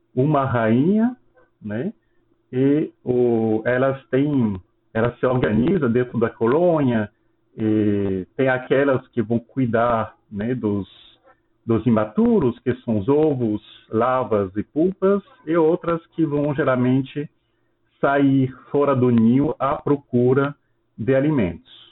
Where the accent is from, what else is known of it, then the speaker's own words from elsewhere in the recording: France; Portuguese is a second language; moved away as an adult; now in Petrolina, Brazil; sou francês, eu me formei na França em ciências biológicas